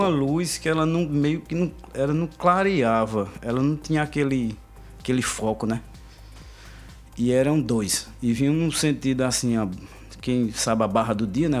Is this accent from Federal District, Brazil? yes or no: no; Arcoverde, Pernambuco, Brazil; moved away as an adult; now in Recife, Brazil; Eu sou do sertão, sou de Arco Verde.